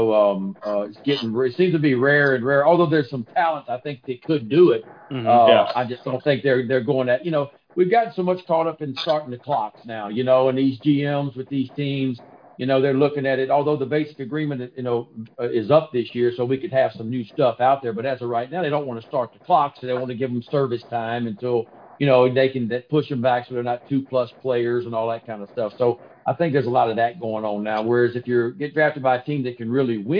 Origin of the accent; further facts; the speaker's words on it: Louisiana, United States; I grew up going to LSU football games. I grew up going to LSU basketball camps. I grew up sneaking in Alex Box Stadium in a hole out in right field wall